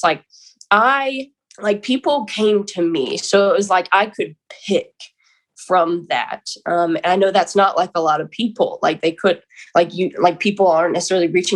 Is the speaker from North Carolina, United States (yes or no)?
yes; Lexington, North Carolina, United States; I'm from Lexington, North Carolina